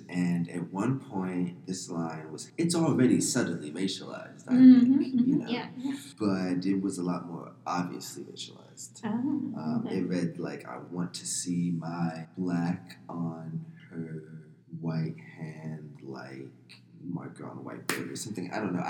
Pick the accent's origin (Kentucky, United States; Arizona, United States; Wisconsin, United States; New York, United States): Arizona, United States; Avondale; I grew up in Avondale, Arizona.